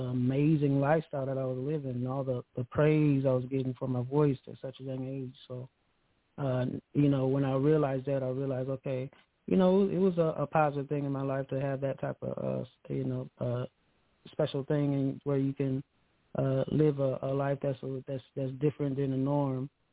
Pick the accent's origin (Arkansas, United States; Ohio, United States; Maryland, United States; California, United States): Ohio, United States; Akron; I'm from Akron, Ohio. Akron, Ohio. Yeah, born and raised.